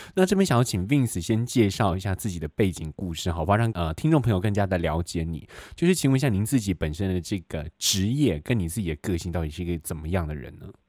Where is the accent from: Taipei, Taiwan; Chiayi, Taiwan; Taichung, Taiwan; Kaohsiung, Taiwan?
Taipei, Taiwan; 我们台北人